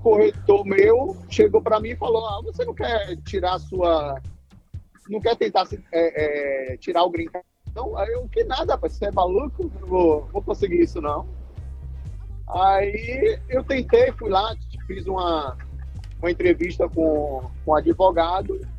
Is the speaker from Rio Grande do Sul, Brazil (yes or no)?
no; Amargosa, Bahia, Brazil; moved away as an adult; also born or lived in Salvador, Bahia; now in United States; eu nasci em Amargosa, que é uma cidade pequena do interior da Bahia